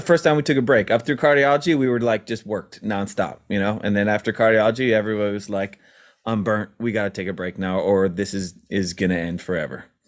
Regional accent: Maryland, United States; we grew up in Maryland

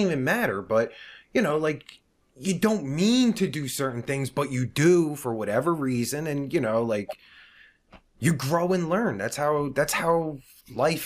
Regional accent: New Jersey, United States; moved away; I'm originally from Jersey

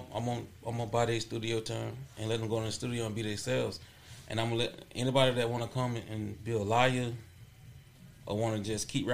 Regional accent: Arcadia, Florida, United States; I'm from Arcadia, Florida.

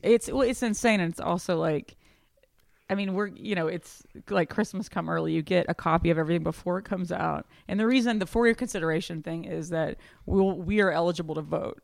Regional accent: Houston, Texas, United States; moved away; my hometown

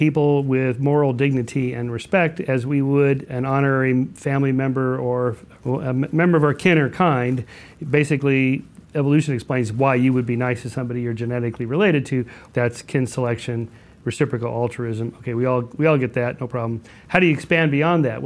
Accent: California, United States; as a Californian who only ever drives anywhere

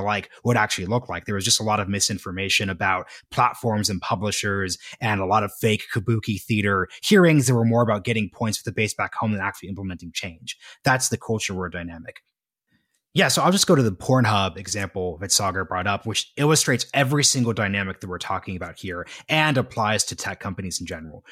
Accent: Oregon, United States; my home state of Oregon

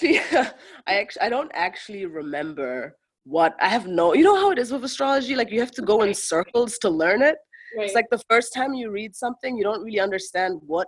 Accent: Kilimanjaro, Tanzania; moved away as an adult; also born or lived in Germany; now in United States; I'm from Tanzania and Germany. And I grew up in Tanzania at the foot of Mount Kilimanjaro, amongst my people who are the Chaga people

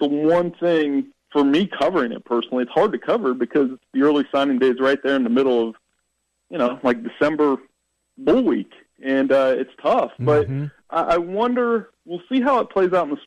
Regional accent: Ohio, United States; moved away; growing up in Ohio

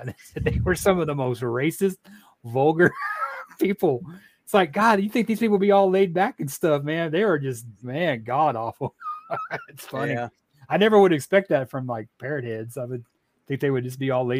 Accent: Missouri, United States; moved away; I lived in Missouri at the time.

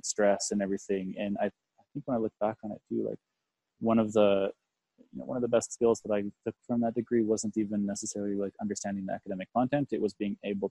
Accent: Canada; I'm from Canada

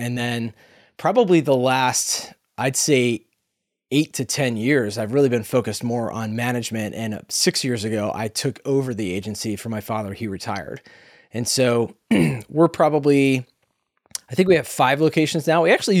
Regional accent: Atlanta, Georgia, United States; And like, I grew up in Atlanta. I lost all my Southern charm in about the span of a second.

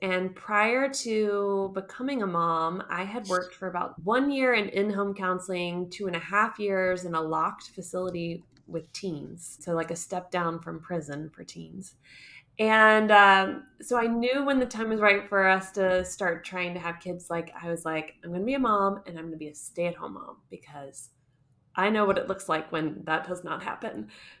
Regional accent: Southeast, United States; moved away as an adult; now in Munich, Germany; I live in Munich, Germany, but I'm originally from the United States. Particularly, I call it the Southeast because I was a military kid.

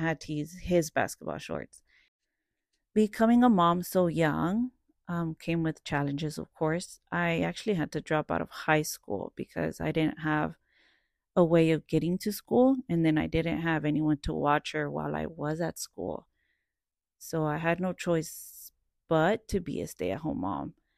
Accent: Dallas, Texas, United States; also born or lived in Cedar Hill, Texas / Irving, Texas; I am from Dallas, South Dallas, Oak Cliff. I've lived there since I was about twelve, thirteen years old, and then I moved further south of Dallas to the suburbs of Cedar Hill

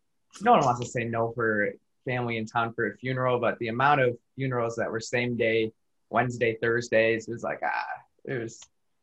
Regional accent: Michigan, United States; moved away as an adult; now in Chicago, United States; it's a small town that we're both from Michigan.

